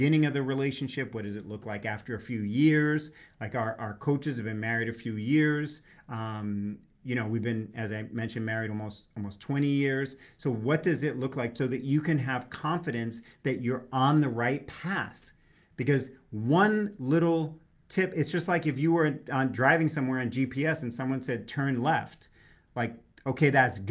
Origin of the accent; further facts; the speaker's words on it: New York, United States; I'm a New Yorker. I speak colorfully